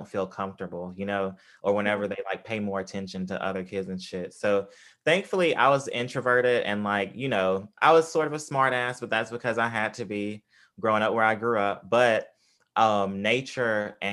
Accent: Tupelo, Mississippi, United States; where I grew up in Mississippi, in Tupelo, Mississippi

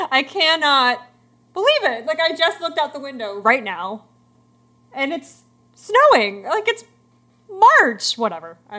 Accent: Virginia, United States; I'm from Virginia. I feel like I should know how to say this, but I'm not from the mountains

